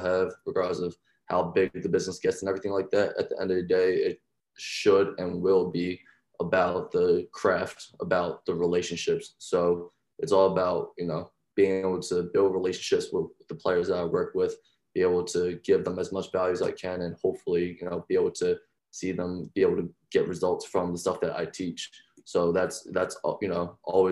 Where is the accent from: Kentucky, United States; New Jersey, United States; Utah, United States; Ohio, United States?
New Jersey, United States; Deptford; I'm originally from South Jersey, small town called Deptford.